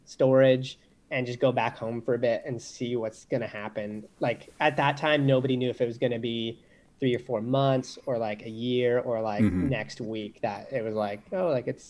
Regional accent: British Columbia, Canada; I grew up on the West Coast, so people don't even know I'm Canadian because I don't have an accent really.

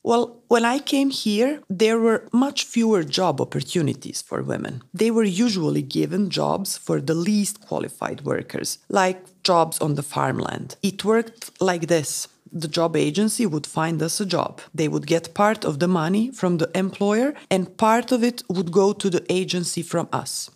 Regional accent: Moldova; moved away as an adult; now in Czech Republic; we are from Moldova

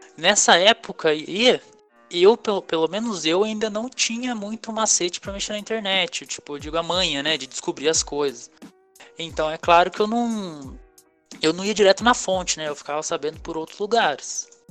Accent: Pindamonhangaba, São Paulo, Brazil; Sou de Pindamangaba, São Paulo.

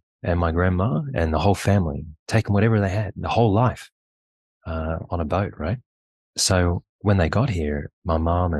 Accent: Penrith, New South Wales, Australia; I grew up in Penrith, in Cranebrook, actually. At the time, it was much more rural. And I suppose when I grew up, it was largely Australian-born, a lot of Anglo-Saxon people

